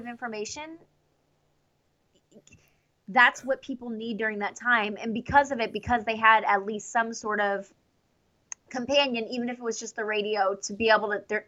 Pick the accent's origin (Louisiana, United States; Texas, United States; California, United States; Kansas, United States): Texas, United States; Houston; moved away as an adult; now in Knoxville, United States; I grew up in Houston